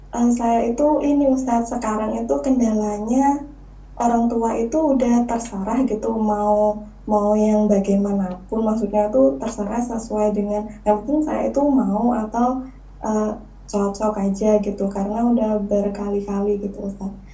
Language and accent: Indonesian; Java, Indonesia; suku eh, apa saya Jawa Ustadz